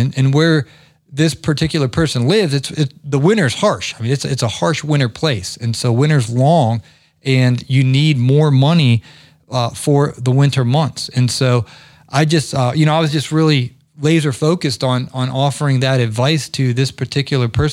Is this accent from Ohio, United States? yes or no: yes; Ohio, United States; moved away as an adult; also born or lived in the South; I grew up in Ohio.